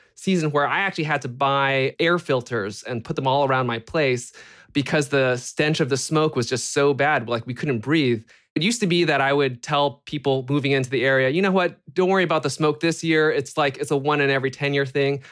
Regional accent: Bay Area, California, United States; growing up in the Bay Area

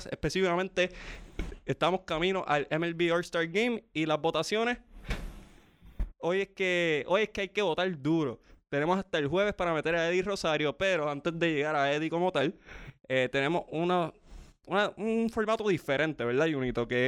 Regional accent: Trujillo Alto, Puerto Rico; en mi pueblo natal, Trujillo Alto, Puerto Rico.

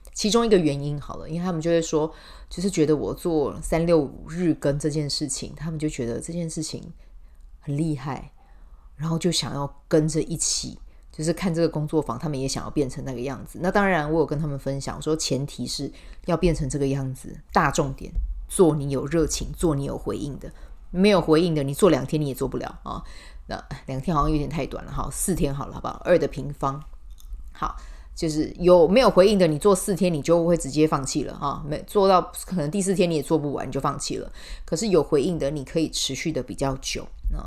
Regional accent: Taiwan; 我们台湾人

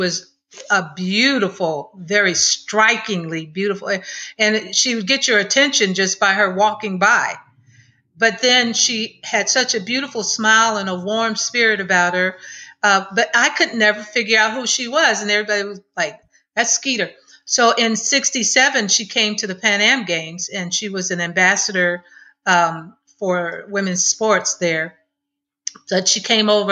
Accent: Cleveland, Ohio, United States; my hometown, Cleveland, Ohio.

